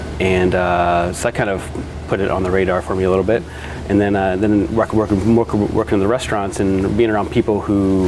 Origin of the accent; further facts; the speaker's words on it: Iowa, United States; moved away as an adult; now in Oregon, United States; I moved to Oregon from Iowa, graduated high school in Iowa, and then went to Linfield College